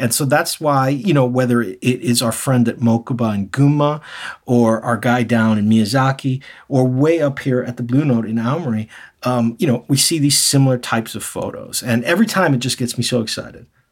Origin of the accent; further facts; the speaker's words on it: New York City, New York, United States; now in Japan; I'm originally from New York City